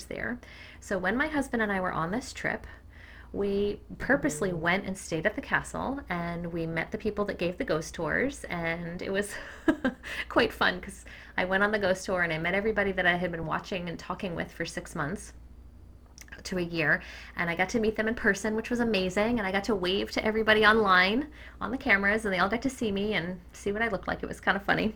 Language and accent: English; Cape Cod, Massachusetts, United States; I grew up on Cape Cod